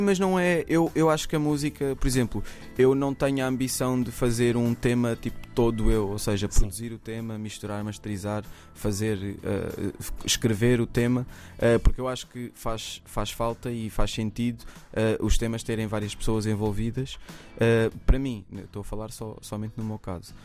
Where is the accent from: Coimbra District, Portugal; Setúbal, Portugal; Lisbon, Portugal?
Lisbon, Portugal; Mem Martins; eu, eu cresci na Brinheira, em Mem Martins